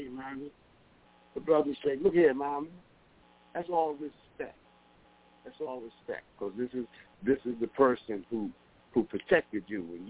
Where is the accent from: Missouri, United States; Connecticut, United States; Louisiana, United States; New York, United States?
New York, United States; New York City; now in Rochester, United States; I'm from down from Harlem, you know, but I'm here in Rochester